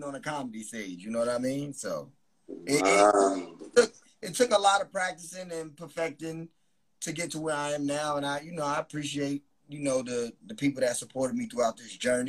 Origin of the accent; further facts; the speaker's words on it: New Rochelle, New York, United States; I'm from New Rochelle, New York.